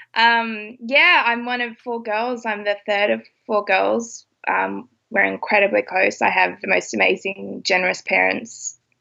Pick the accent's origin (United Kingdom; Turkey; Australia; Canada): Australia; I'm Australian